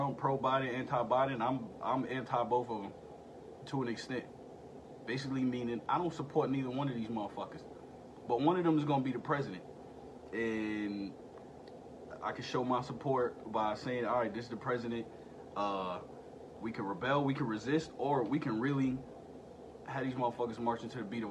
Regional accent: United States; as an American citizen and as a vet

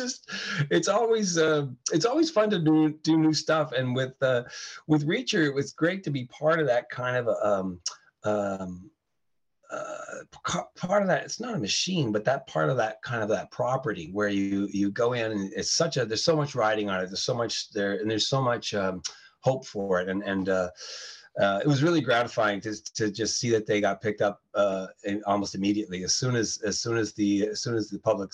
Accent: Canada; also born or lived in New York State, United States; I was born in New York, in New York State, and we emigrated to Canada when I was a kid

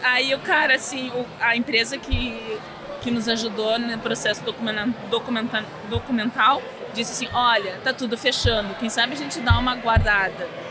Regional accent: Porto Alegre, Rio Grande do Sul, Brazil; moved away as an adult; now in Montreal, Canada; nós viemos de Porto Alegre, uhum. Rio Grande do Sul

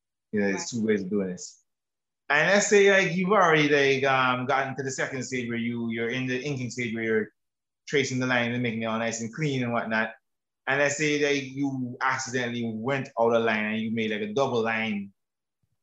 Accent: Antigua & Barbuda; I'm from Antigua and Barbuda

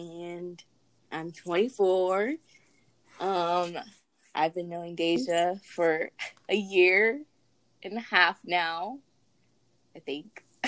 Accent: Long Beach, California, United States; also born or lived in Los Angeles County; now in Inland Empire, United States; my dad lives in Long Beach, I grew up in Long Beach, and then I moved to LA County a couple times, and then I moved to Inland Empire, and now I'm here in the Empire permanently.

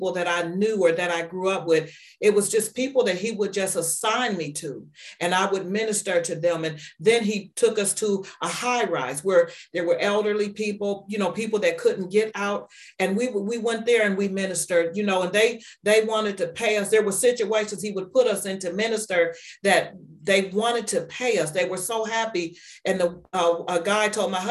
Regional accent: Warren, Ohio, United States; also born or lived in Atlanta, Georgia; now in Niles, United States; We're from Warren, Ohio, but we live in Niles, Ohio

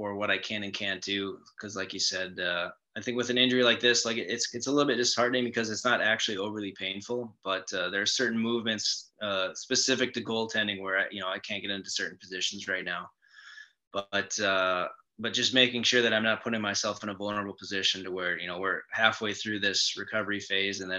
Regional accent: Grand Forks, North Dakota, United States; I grew up in Grand Forks, North Dakota, and I'm from a pretty big family.

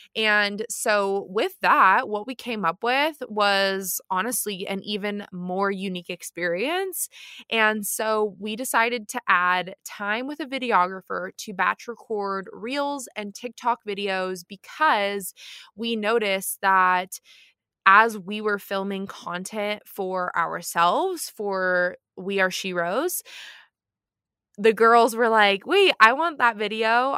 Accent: near the San Juan Islands, Washington, United States; moved away; the San Juan Islands, which is near my hometown.

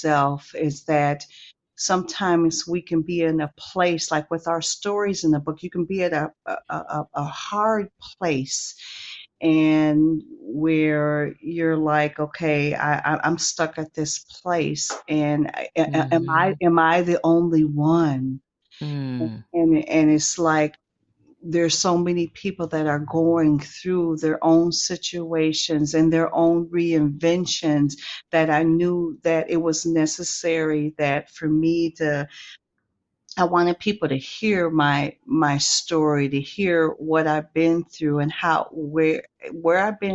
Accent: Milwaukee, Wisconsin, United States; also born or lived in Athelstane, Wisconsin; I am from Milwaukee, Wisconsin

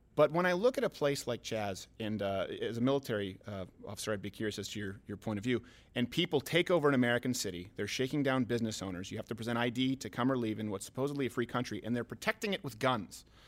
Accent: Canada; now in United States; I'm French Canadian

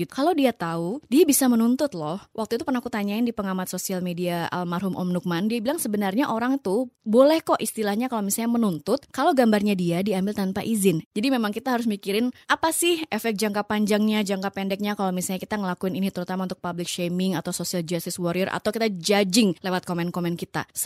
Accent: Sorong, Southwest Papua, Indonesia; moved away as an adult; also born or lived in Yogyakarta; now in Jakarta, Indonesia; gue juga orang daerah. Gue dari daerah Sorong Papua, gue merantau ke Jogja untuk kuliah dan kerja sampai akhirnya gue datang ke Jakarta.

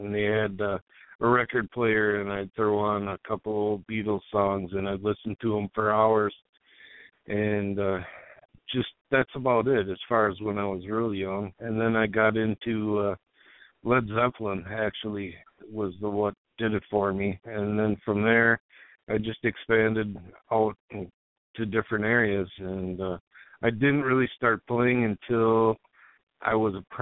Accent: Lauderdale, Minnesota, United States; now in Maplewood, United States; I'm from right in between Minneapolis and St. Paul, a little town called Lauderdale, a small town in a big

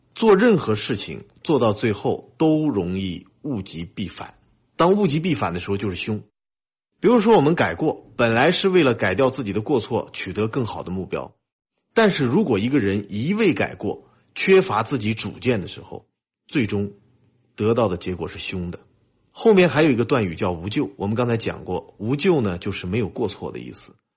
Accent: China; 我们中国人的文化根基

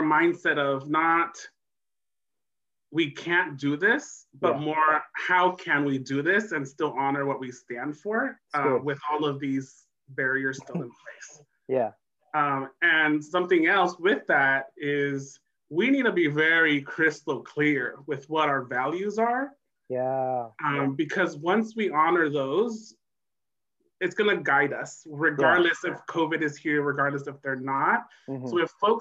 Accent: San Mateo, California, United States; also born or lived in El Salvador; I was born in El Salvador, came here in the late 80s during the Civil War, went to public school my whole life, grew up in San Mateo in the Bay Area

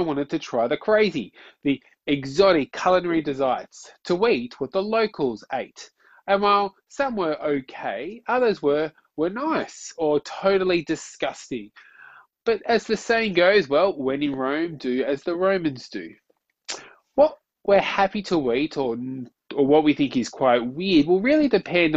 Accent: Australia; as an Aussie

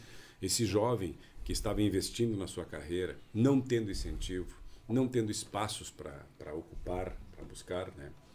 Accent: Gaúcho, Rio Grande do Sul, Brazil; nós todos somos gaúchos

